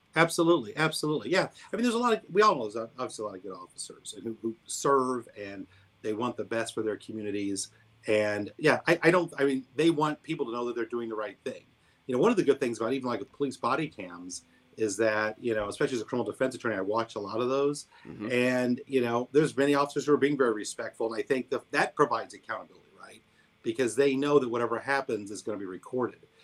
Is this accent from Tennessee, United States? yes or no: no; Columbia, Missouri, United States; also born or lived in New Orleans; my hometown called me back and, and came back here to Columbia